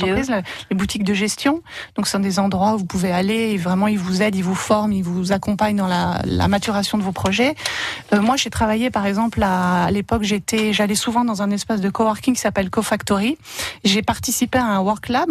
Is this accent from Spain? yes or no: no; Oise, Hauts-de-France, France; moved away as an adult; also born or lived in Paris; now in Nord, France; Moi, j'ai habité 10 ans à Paris. Et sinon, je suis de l'Oise, donc je reste un peu dans la région